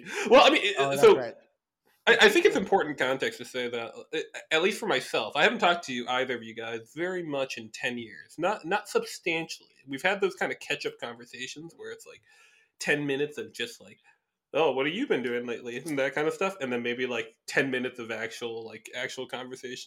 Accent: Midwest, United States; now in Chicago, United States; Midwest grown, ABC, American born Chinese

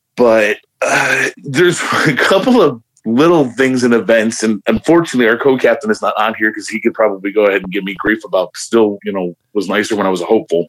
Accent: Hammond, Indiana, United States; also born or lived in Chicago; I grew up in the shadow of Chicago. I grew up on the south side, you know, and back in the eighties and, you know, grew up in Hammond and all this areas around there

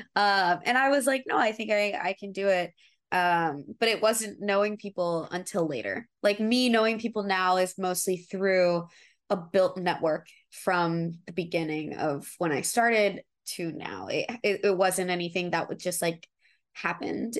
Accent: Atlanta, Georgia, United States; now in Los Angeles, United States; I'm actually from Atlanta. Atlanta

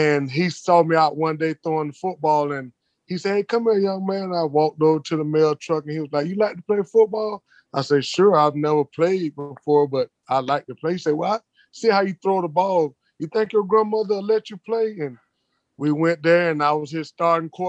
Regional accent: Apopka, Florida, United States; moved away as an adult; I was born in Apopka, Florida. It's about 12 miles north of Orlando. I was raised of four. I'm the oldest of four. And born right there in the south of Apopka. I graduated Apopka High School in 89

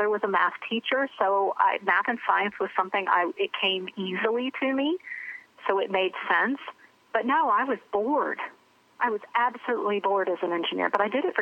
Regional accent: Charlotte, North Carolina, United States; I grew up in Charlotte, North Carolina.

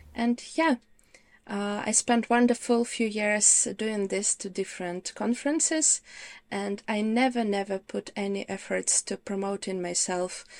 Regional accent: Ukraine; English is a second language; moved away as an adult; now in United Kingdom; originally I'm from Ukraine.

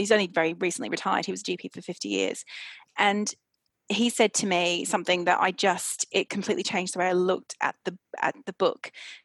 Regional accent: Australia; now in London, United Kingdom; I'm from Australia originally, and I went back to Australia

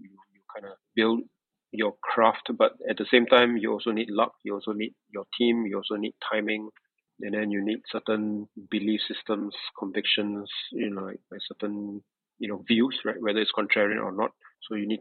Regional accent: Singapore; I'm born and raised in Singapore

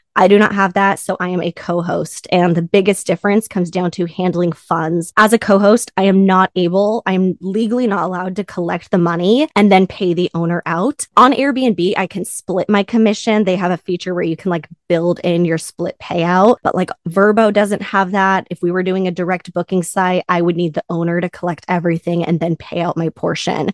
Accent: Southern California, United States; I'm from Southern California

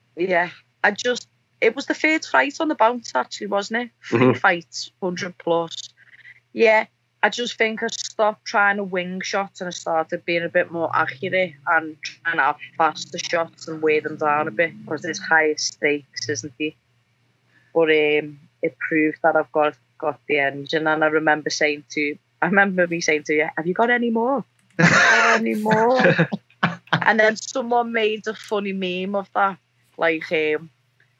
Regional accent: the Northwest, North West England, United Kingdom; we're both from the Northwest

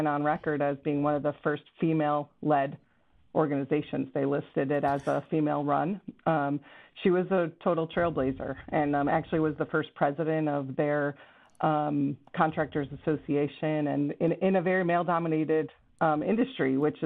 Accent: Chicago, Illinois, United States; also born or lived in Kenosha, Wisconsin; I grew up in the Chicago suburbs. Stayed in Chicago suburbs really until I graduated high school

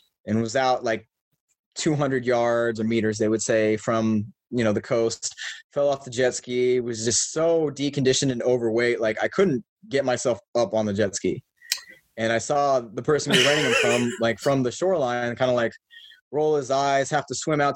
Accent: Shawnee, Kansas, United States; I grew up in Kansas in a city called Shawnee. It's a suburb of Kansas City.

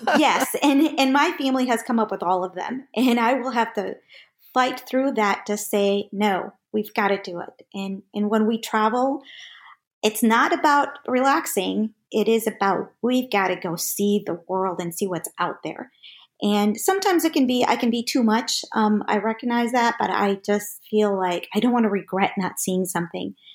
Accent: St. James, Minnesota, United States; moved away as an adult; also born or lived in Mexico; now in Atlanta, United States; we moved into a small town, um, about four thousand people in, uh, Minnesota, Saint James, Minnesota

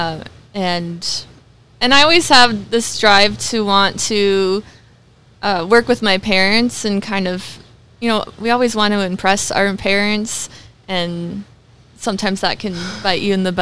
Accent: Sauk Centre, Minnesota, United States; born there; Sauk Centre.

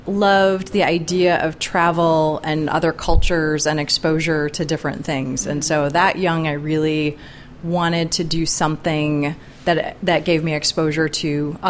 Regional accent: La Grange, Illinois, United States; I grew up outside of Chicago in a middle-class suburb called LaGrange

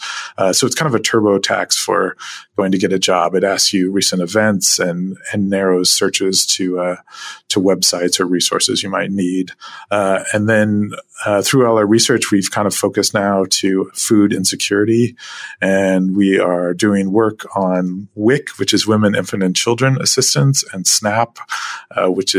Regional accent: Anchorage, Alaska, United States; also born or lived in Fairbanks, Alaska; I was born in Fairbanks, Alaska, and have lived in Anchorage most of my life

